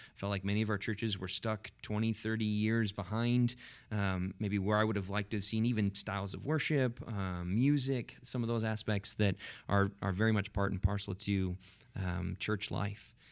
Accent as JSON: {"language": "English", "town": "Cashmere", "region": "Washington", "country": "United States", "tie": "born or raised there", "also_born_or_lived": "California", "said": "I grew up in Kashmir, but went to the Leavenworth Church"}